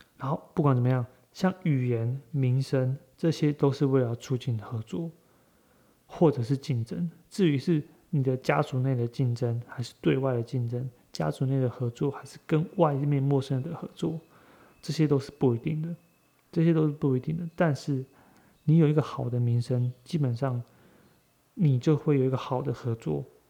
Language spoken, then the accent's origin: Chinese; Taiwan; 身为，身为台湾人